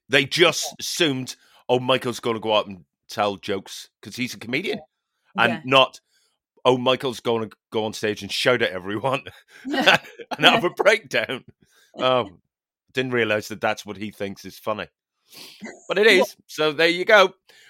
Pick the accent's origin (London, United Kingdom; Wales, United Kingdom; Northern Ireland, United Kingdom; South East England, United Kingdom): Northern Ireland, United Kingdom; Newtownards; And it was a gig in Bangor, County Down, which is, it's the rival town to my hometown, Newton Orange.